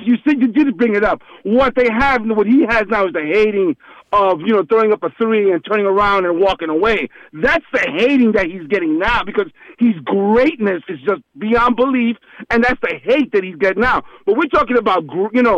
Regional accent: New York, United States; now in Florida, United States; I'm from New York.

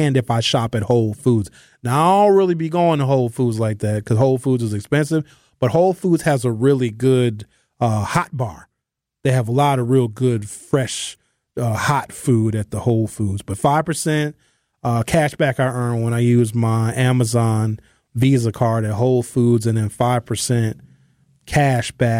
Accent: Brown Deer, Wisconsin, United States; When I grew up in Brown Deer, there was no Black-owned businesses

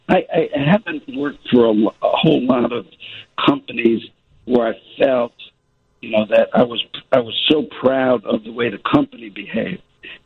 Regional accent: New York, United States; growing up in New York

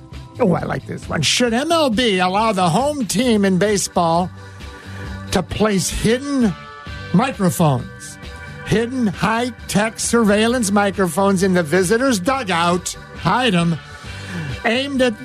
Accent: La Grange, Illinois, United States; where I grew up in LaGrange

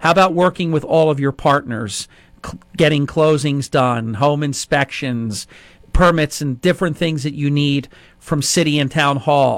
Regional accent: Ventnor, New Jersey, United States; also born or lived in Somers Point, New Jersey; We had lived on the shore for basically all our lives.

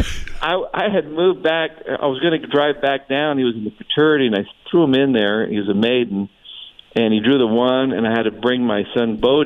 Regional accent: Tucson, Arizona, United States; growing up in Tucson

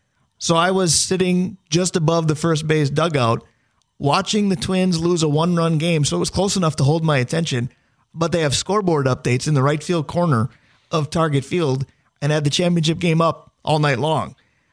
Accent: Minnesota, United States; born or raised there

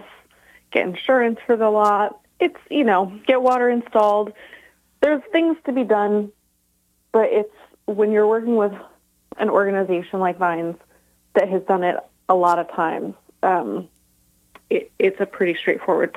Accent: Tully, New York, United States; In my hometown of Tully, New York, small town between Cortland and Syracuse

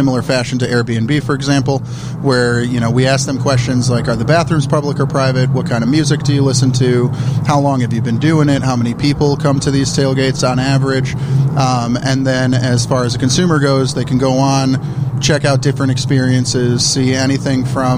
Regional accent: Chicago, Illinois, United States; born and raised in Chicago

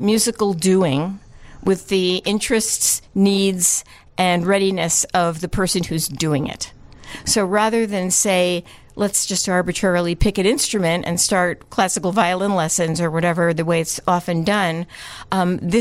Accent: New York City, New York, United States; also born or lived in Manhattan; I was born in Manhattan, and I grew up in Brooklyn

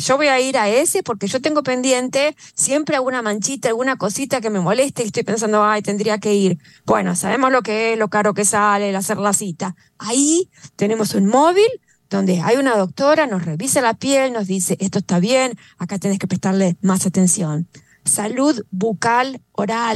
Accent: Argentina; now in West Palm Beach, United States; yo soy de Argentina

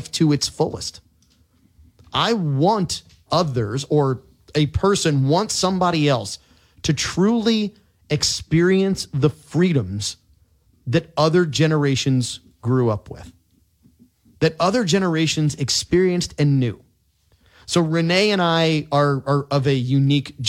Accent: Lake Pontchartrain area, Louisiana, United States; born or raised there

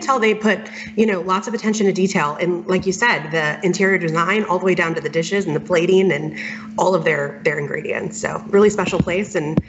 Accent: Vancleave, Mississippi, United States; Newly here in my hometown of Van Cleve

